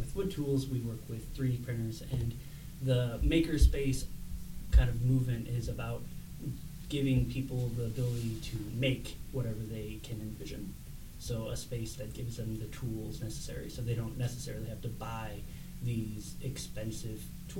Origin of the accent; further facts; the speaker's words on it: St. Louis, Missouri, United States; I'm from St. Louis, Missouri